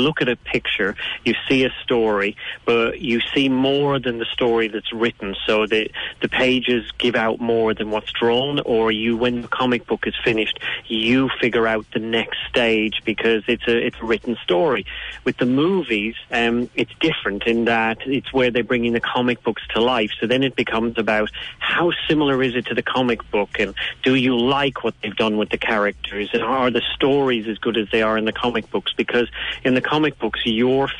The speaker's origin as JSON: {"language": "English", "town": "Dublin", "region": "Leinster", "country": "Ireland", "said": "I'm from Dublin"}